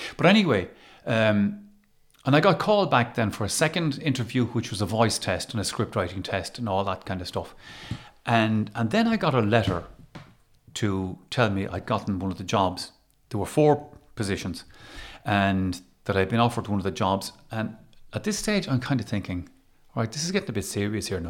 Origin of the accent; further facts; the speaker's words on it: Galway, Connacht, Ireland; also born or lived in Waterford; I grew up in Galway. And, and I would identify with being a Galway person